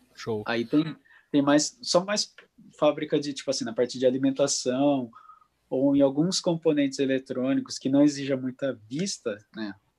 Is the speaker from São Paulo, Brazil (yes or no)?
yes; interior of São Paulo, Brazil; moved away as an adult; now in Japan; a gente é do interior de São Paulo, não é acostumado com frio